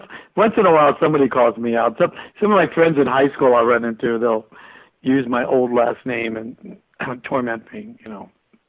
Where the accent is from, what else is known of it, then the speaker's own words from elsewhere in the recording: Los Angeles, California, United States; also born or lived in Canoga Park; I grew up in Hollywood. I was supposed to go to Hollywood High, and my parents moved after I graduated junior high from Hollywood to Canoga Park.